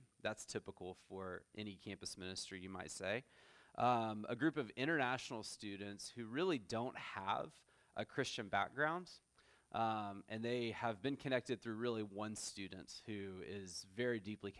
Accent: Texas, United States; moved away as an adult; also born or lived in Orlando, Florida; now in San Antonio, United States; my wife and I are both from Texas originally.

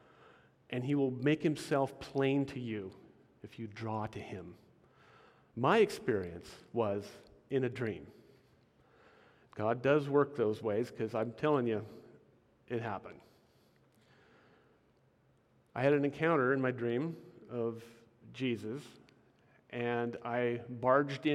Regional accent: Portland, Oregon, United States; also born or lived in Washington; I was born in Portland, Oregon, and I've lived in Oregon and Washington all my life. True Northwesterner. I was raised in a very loving home

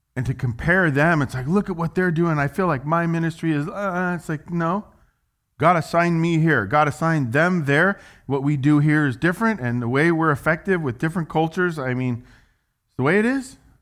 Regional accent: United States; I'm an American

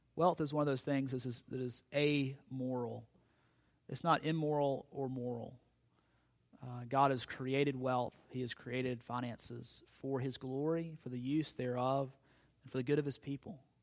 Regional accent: United States; us as American Christians

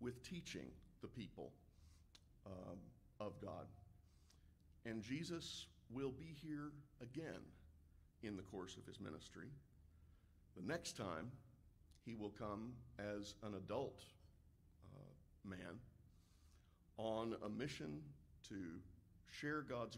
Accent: Galena Park, Texas, United States; the way I grew up hearing it in the Galena Park Church of Christ

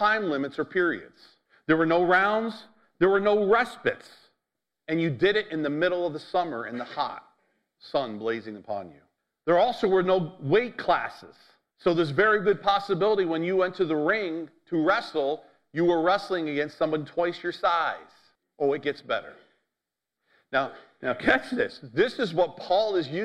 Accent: United States; as American

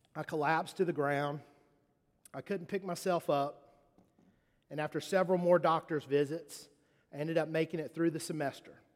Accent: Charleston, South Carolina, United States; moved away; also born or lived in Mississippi; Growing up in Charleston, um, I, uh, I, I played football.

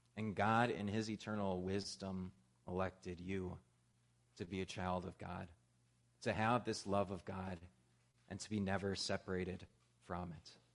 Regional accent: Midwest, United States; moved away; Where I grew up out in the Midwest, it got cold really, really fast

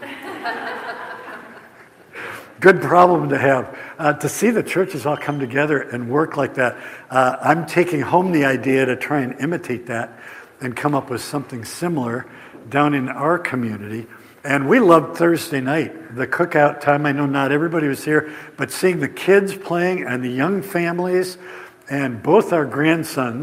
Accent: Indiana, United States; We're from Flat, Indiana

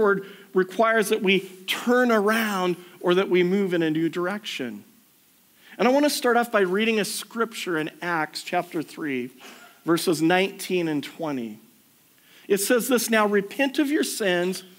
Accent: United States; moved away; I grew up in the States, everything used to be drive-through banking where I grew up.

